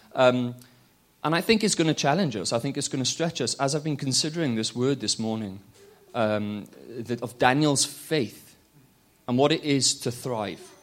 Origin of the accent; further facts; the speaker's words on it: Wales, United Kingdom; now in London, United Kingdom; I'm from London. I'm originally from Wales